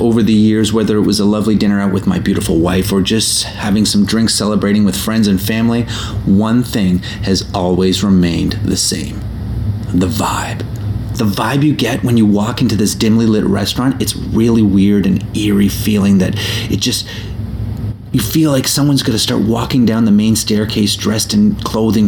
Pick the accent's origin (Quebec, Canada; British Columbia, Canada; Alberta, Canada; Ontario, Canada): Ontario, Canada; Toronto; my hometown of Toronto